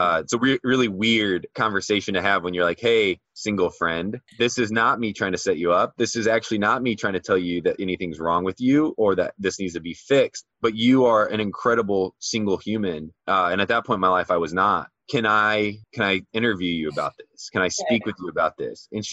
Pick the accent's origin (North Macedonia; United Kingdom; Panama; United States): United States; Midwest; growing up in the Midwest